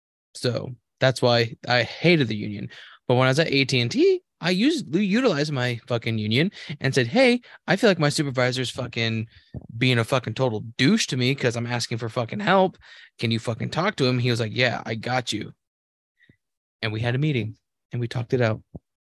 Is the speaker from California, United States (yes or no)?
yes; California, United States; I'm from California.